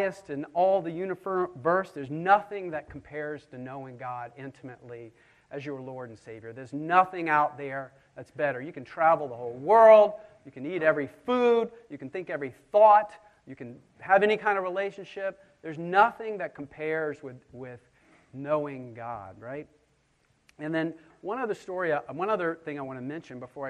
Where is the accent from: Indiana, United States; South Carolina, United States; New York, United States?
South Carolina, United States; Charleston; I grew up just around the corner on 60 Trad Street